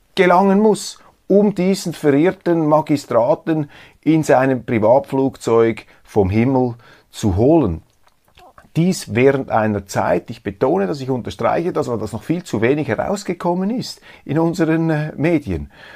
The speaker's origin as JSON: {"language": "German", "country": "Switzerland"}